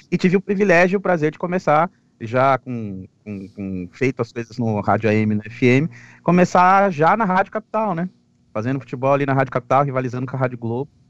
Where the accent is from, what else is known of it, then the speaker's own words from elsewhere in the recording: Santo André, São Paulo, Brazil; Santo André, que é minha cidade natal, né?